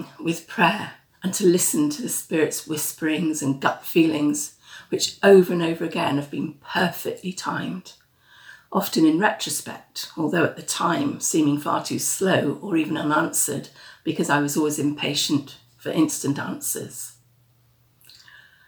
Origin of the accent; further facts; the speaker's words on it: United Kingdom; moved away as an adult; also born or lived in Yorkshire / Dorset; now in Liverpool, United Kingdom; I was born in Yorkshire, but brought up near London